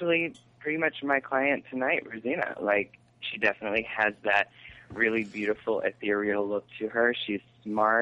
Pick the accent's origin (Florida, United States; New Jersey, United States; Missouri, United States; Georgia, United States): Georgia, United States; now in New York, United States; I am originally from Georgia